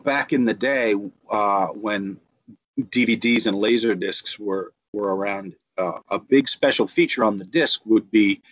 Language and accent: English; United States; I grew up right outside of New York City